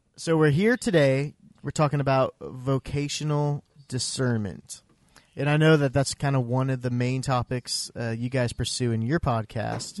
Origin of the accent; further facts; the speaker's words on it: Iowa, United States; also born or lived in Missouri; now in Oklahoma, United States; I grew up in Iowa